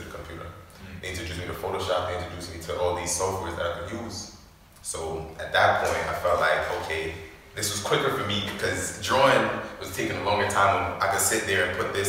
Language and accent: English; Jamaica; moved away; also born or lived in Canarsie, Brooklyn; I was raised in Jamaica